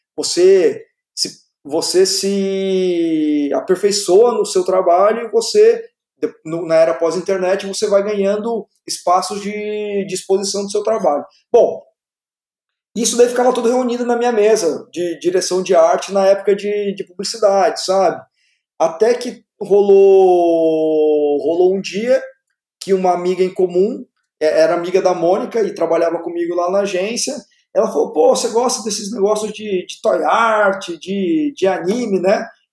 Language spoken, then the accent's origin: Portuguese; Taubaté, São Paulo, Brazil; passei por uma, uma escola bem tradicional de artes lá na, na minha cidade natal, Taubaté